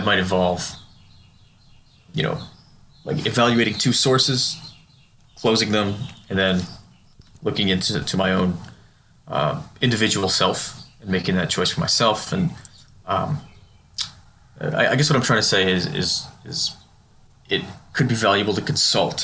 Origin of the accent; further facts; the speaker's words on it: United States; I am an American. I was born here and raised here